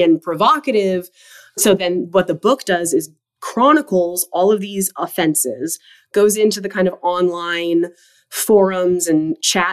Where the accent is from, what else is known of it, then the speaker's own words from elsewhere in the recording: Idaho, United States; when we were kids growing up in Idaho